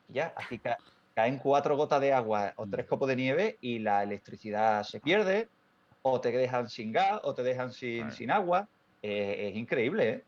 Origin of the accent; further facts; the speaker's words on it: Spain; como español, europeo